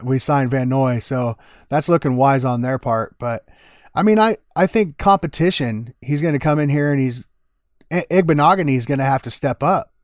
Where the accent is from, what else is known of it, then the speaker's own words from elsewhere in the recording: Des Moines, Iowa, United States; my hometown. You know, Des Moines, Iowa